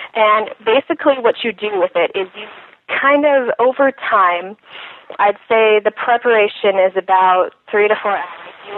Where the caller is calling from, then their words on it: Missoula, Montana, United States; I am calling from Missoula, Montana.